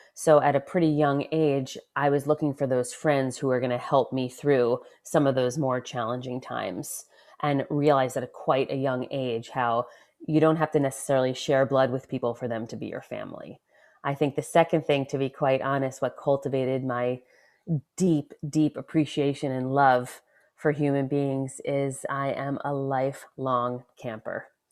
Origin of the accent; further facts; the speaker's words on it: Westchester, New York, United States; first in Westchester, New York